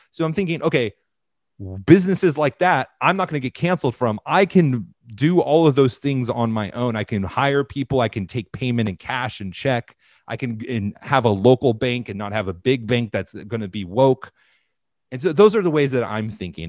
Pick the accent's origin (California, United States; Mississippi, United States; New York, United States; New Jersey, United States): California, United States; Southern; I grew up in Southern California in the era of independent mega churches.